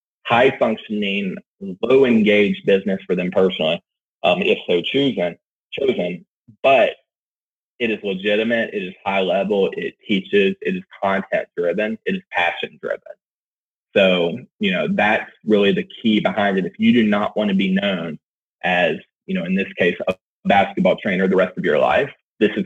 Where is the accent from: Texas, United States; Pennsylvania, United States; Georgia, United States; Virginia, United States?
Virginia, United States; Roanoke; Roanoke, Virginia, my hometown